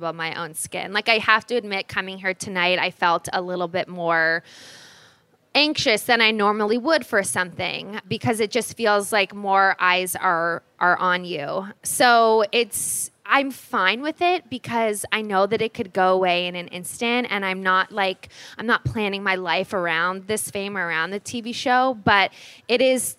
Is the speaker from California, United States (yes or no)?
yes; Los Angeles, California, United States; I grew up in Los Angeles